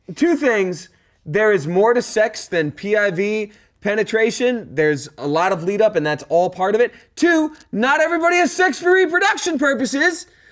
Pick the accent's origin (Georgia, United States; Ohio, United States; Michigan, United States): Georgia, United States; I'm from Georgia